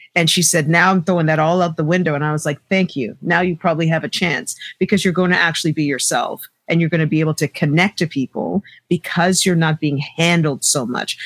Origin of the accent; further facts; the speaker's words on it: Toronto, Ontario, Canada; I grew up in Scarborough